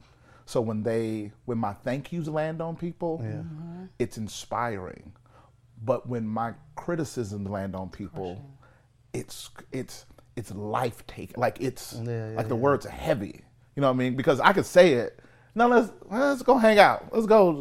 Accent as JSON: {"language": "English", "region": "Mississippi", "country": "United States", "said": "I'm from Mississippi"}